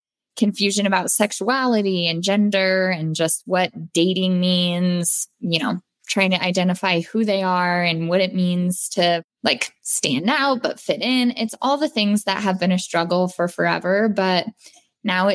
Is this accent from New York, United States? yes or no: no; Denver, Colorado, United States; I was born and raised in Denver, Colorado